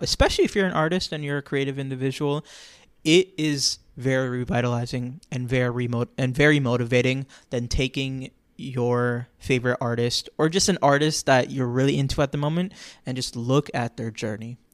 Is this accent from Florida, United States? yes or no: yes; Florida, United States; I'm from Florida, it's always hot outside